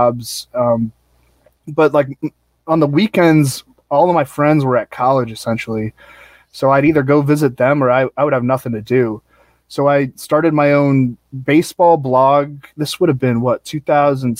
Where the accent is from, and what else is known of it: St. Louis, Missouri, United States; born or raised there; also born or lived in Alexandria, Virginia / Arlington, Virginia / Dayton, Ohio